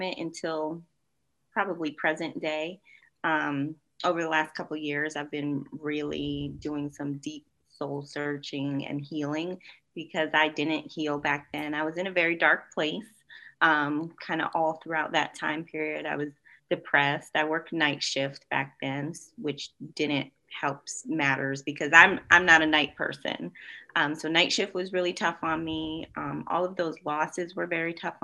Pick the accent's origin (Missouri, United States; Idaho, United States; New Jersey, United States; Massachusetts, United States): Massachusetts, United States; Springfield; moved away as an adult; also born or lived in North Carolina; I am originally from Western Massachusetts, Springfield, not Boston